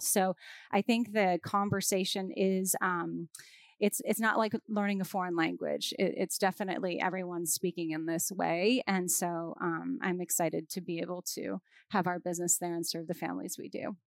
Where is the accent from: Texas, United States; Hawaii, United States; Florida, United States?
Hawaii, United States; I'm from Hawaii, so we live in an island